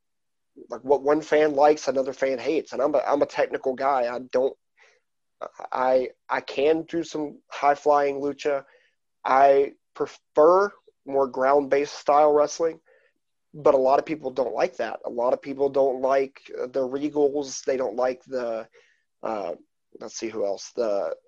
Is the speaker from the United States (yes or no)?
yes; East Coast, United States; moved away; my hometown area of the East Coast and Canada